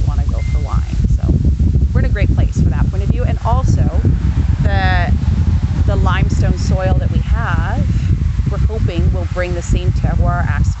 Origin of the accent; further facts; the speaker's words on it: Canada; moved away as an adult; also born or lived in Texas / France; now in Hillier, Canada; I'm originally Canadian